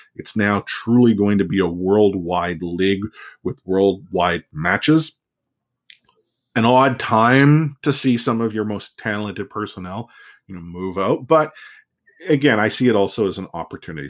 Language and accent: English; Canada; I'm a Canadian